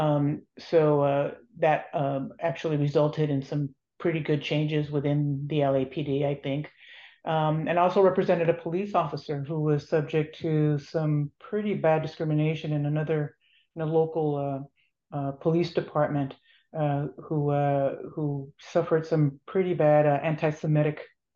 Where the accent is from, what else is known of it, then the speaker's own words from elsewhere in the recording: Los Angeles, California, United States; where I grew up in Boyle Heights in Los Angeles